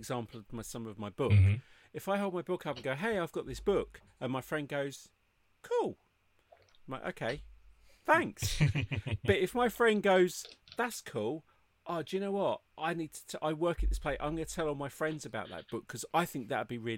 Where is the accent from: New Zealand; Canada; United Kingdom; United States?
United Kingdom; moved away; I'm British.